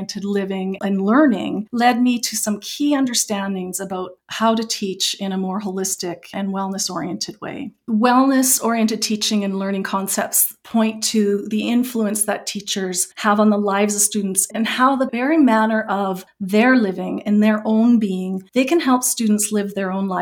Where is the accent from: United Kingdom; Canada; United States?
Canada; Okanagan Valley, British Columbia; I grew up in British Columbia in the Okanagan Valley, and my family, we were farmers and we grew mainly apples